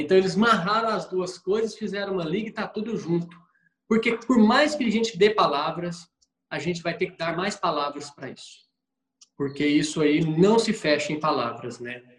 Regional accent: Minas Gerais, Brazil; como bom mineiro

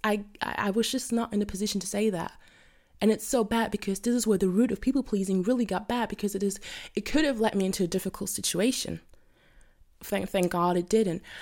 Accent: Germany; I'm from Germany.

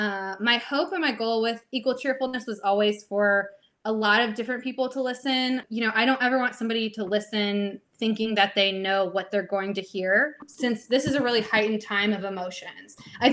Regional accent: Georgia, United States; I would just be like, oh, I'm from Atlanta. But like, I know that if I'm talking to someone from Georgia, I'm a liar if I say I'm from Atlanta.

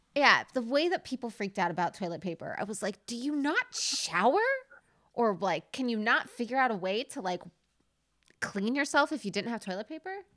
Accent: Nevada, United States; I was born in Nevada

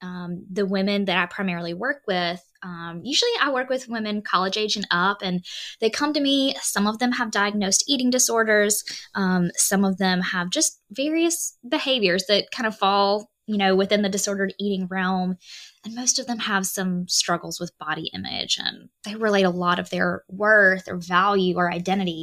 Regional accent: Alabama, United States; I am a Southern girl. I'm from Alabama

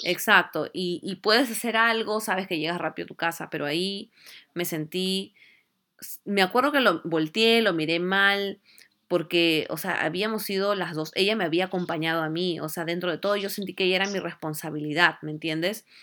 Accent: Lima, Peru; nosotros somos de Lima

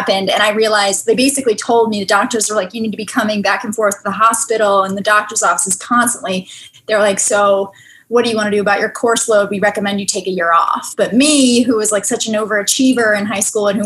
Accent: Virginia, United States; moved away; I'm from a very rural, small town, grew up, you know, running around outside in fields

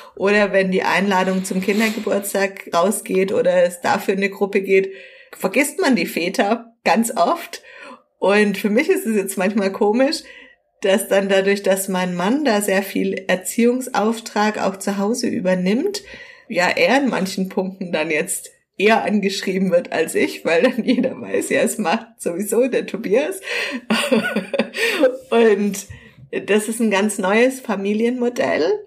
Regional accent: Southern Germany, Germany; hier bei uns in Süddeutschland

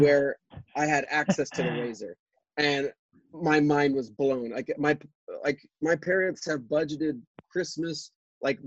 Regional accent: Alpine, United States; I grew up in Alpine, because my family was extremely blessed.

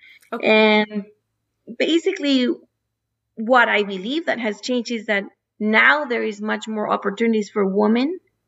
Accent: Mexico; also born or lived in United States; So I grew up in Mexico and in the U.S. So I basically call myself a NAFTA baby because I had opportunities to study and work in the 3 different countries.

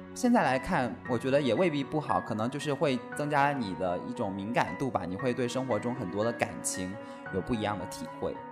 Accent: southern China, China; 我们作为一个南方人

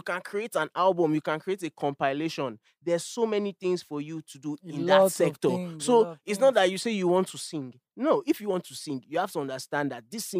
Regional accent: Nigeria; I am a Nigerian

